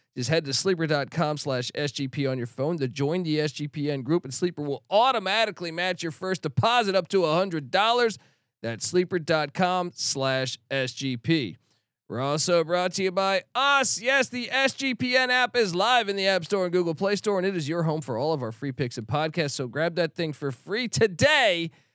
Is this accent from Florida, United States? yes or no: no; Washington, District of Columbia, United States; now in California, United States; I grew up in Washington, D C